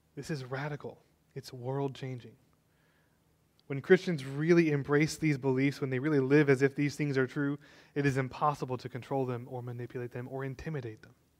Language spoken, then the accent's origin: English; Texas, United States; I know you're all proud to be a Texan. I am too. I was born and raised